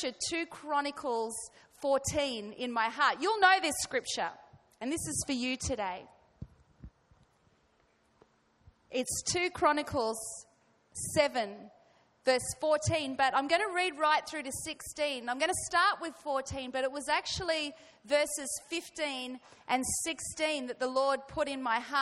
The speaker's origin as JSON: {"language": "English", "country": "Australia", "accent": "Australian", "said": "I'm going to try and speak with a refined Australian accent today"}